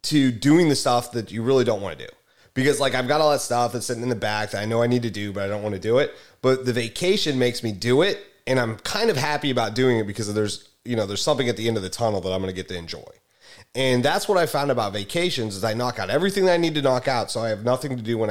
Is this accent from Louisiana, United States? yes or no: no; Missouri, United States; moved away; I'm originally from Missouri